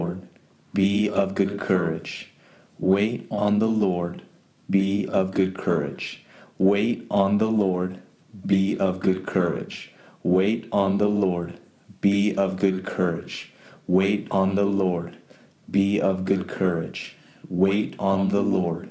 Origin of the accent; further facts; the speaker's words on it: San Jose, California, United States; I'm from San Jose, California